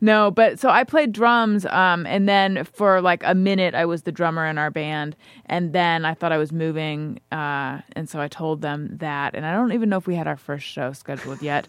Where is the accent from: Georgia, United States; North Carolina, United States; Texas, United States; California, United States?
California, United States; Orange County; I grew up in Orange County